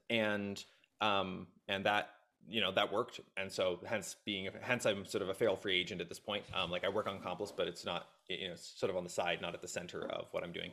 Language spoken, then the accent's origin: English; Nova Scotia, Canada; moved away as an adult; also born or lived in Kitchener-Waterloo, Ontario; moved out to Nova Scotia when I was very young. So grew up in a small town on the East Coast.